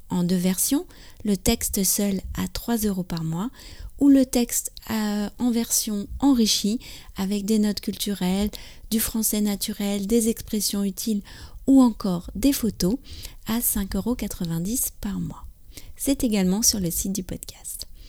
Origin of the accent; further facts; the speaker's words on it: France; je suis française, j'habite près de Paris